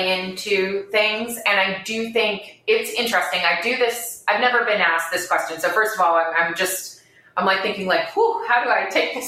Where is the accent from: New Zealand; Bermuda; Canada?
Bermuda; moved away as an adult; also born or lived in Providence, United States / New York, United States; I'm born and raised in Bermuda.